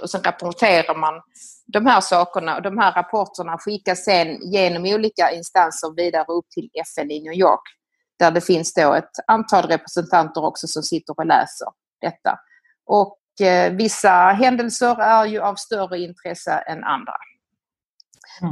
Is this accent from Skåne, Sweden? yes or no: yes; Skåne, Sweden; moved away as an adult; also born or lived in Italy / Rome, Italy / Lebanon; now in Milan, Italy; Jag kommer ifrån eh, Skåne, eh, nere på Österlen och eh, har vuxit upp där nere i en liten by ute på landet